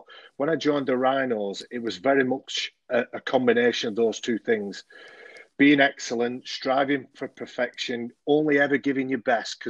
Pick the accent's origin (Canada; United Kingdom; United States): United Kingdom; Oldham, North West England; I was born and bred in Oldham